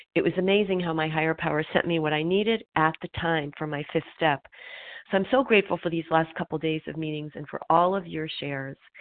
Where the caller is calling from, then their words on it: Pennsylvania, United States; I'm calling recovered from Pennsylvania